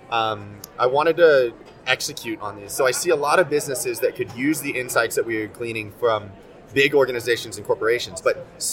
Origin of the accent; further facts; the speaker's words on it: Arlington, Texas, United States; also born or lived in South Korea; now in New York, United States; I was born in South Korea. I lived there all of my first 4 months. Got my first passport when I was 4 months old. And I was adopted at birth, grew up in Arlington, Texas.